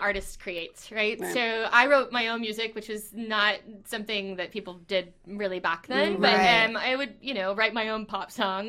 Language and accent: English; Ruskin, Florida, United States; Ruskin, Florida.